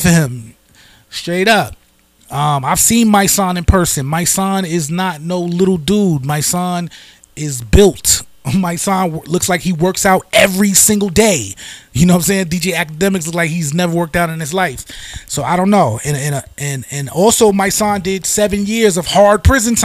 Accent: New York City, New York, United States; I am from the Bronx

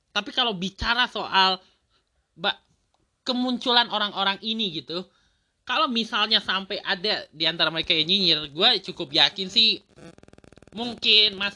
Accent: Tangerang, Banten, Indonesia; yang gue perhatikan ya sebagai orang Tangerang sendiri juga udah mulai gitu bahkan di dekat rumah gue sendiri udah ada taman

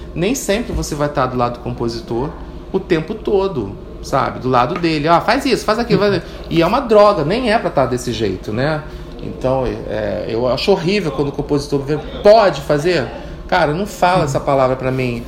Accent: Rio de Janeiro, Brazil; eu fui criada em Piedade

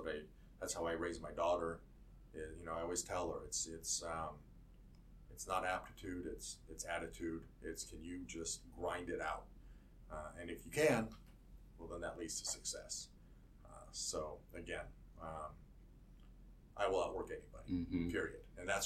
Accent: Buffalo, New York, United States; born there; I was born in Buffalo, New York, which I've been told is a great place to be from. Got out of there early.

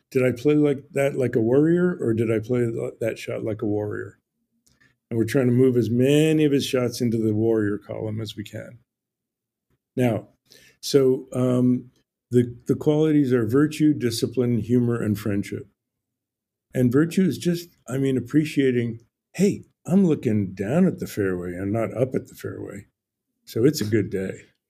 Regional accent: New Jersey, United States; now in Ojai, United States; I grew up in New Jersey

